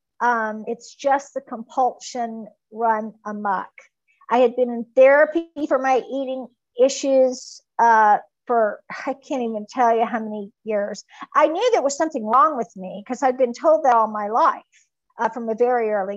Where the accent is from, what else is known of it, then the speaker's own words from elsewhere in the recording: Mississippi, United States; I was from Mississippi